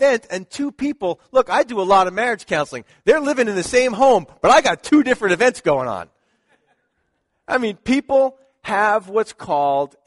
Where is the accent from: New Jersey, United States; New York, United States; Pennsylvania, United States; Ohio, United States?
Pennsylvania, United States; Philadelphia; That's my hometown